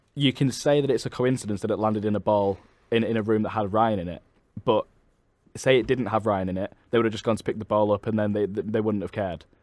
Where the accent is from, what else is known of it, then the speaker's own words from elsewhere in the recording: Manchester, North West England, United Kingdom; I'm from Manchester